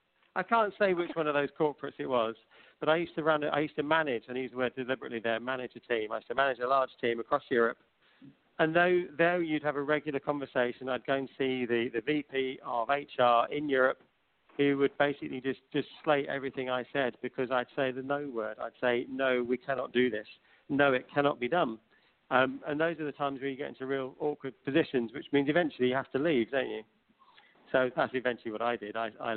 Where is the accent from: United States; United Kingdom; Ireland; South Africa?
South Africa; born there; Well, technically, I wasn't. I was born in South Africa, so, you know, it's okay.